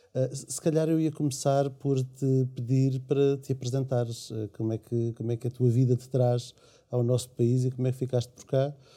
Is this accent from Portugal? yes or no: yes; Portugal; sou português